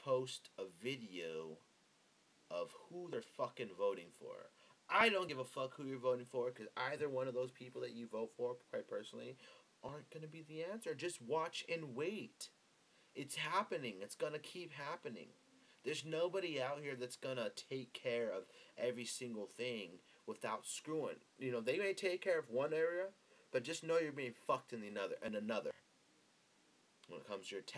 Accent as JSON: {"language": "English", "country": "United States", "said": "as American citizens."}